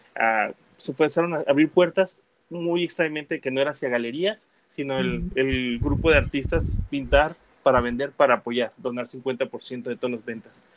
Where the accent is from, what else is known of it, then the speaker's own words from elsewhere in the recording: United States; also born or lived in Guadalajara, Jalisco, Mexico; A mis siete años me fui a Estados Unidos, estudié y trabajé allá